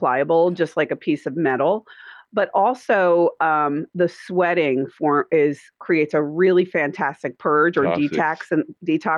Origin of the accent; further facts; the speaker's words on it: Middletown, New Jersey, United States; moved away as an adult; now in Mooresville, United States; We're from Dirty Jersey, New Joys